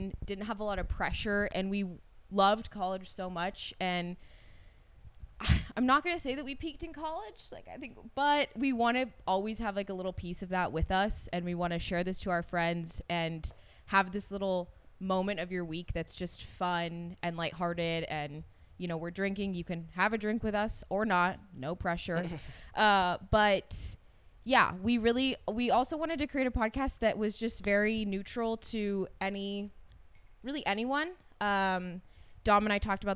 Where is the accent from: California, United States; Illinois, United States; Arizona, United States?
California, United States; Davis; I'm from Davis, California, so also Northern California, but not the Bay Area